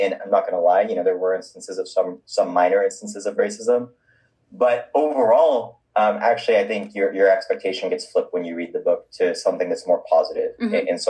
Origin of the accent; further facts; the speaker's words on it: San Francisco, California, United States; accent: American; I'm originally from San Francisco in the Bay Area, obviously came from perspective of being American and a person of color